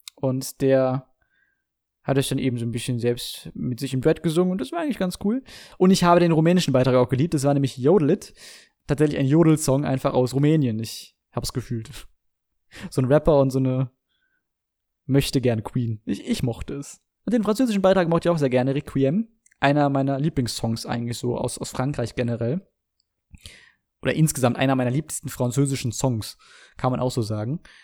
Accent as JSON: {"language": "German", "country": "Germany", "said": "bei uns in Deutschland"}